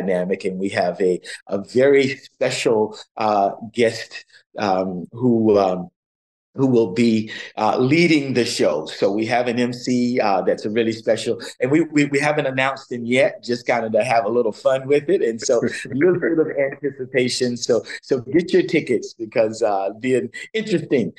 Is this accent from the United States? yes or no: yes; Dunedin, Florida, United States; moved away as an adult; now in Toronto, Canada; I grew up in Florida, in Dunedin, where the Blue Jays train.